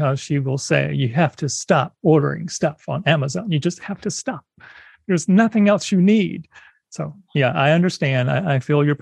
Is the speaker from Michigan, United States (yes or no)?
no; South Carolina, United States; I grew up in South Carolina